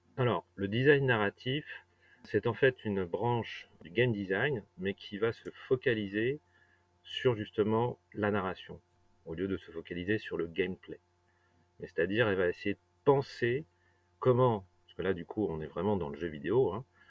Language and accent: French; Brittany, France; j'ai grandi en Bretagne